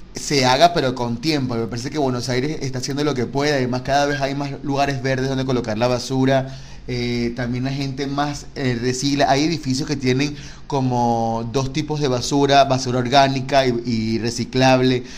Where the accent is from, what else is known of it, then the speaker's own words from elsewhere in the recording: Caracas, Capital District, Venezuela; moved away; yo soy caraqueño